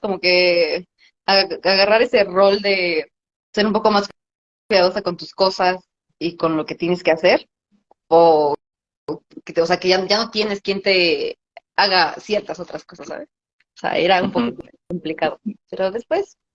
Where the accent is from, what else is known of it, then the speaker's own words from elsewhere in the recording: Atlaco, State of Mexico, Mexico; moved away as an adult; also born or lived in Toluca; ahí en Atlaco, mi pueblo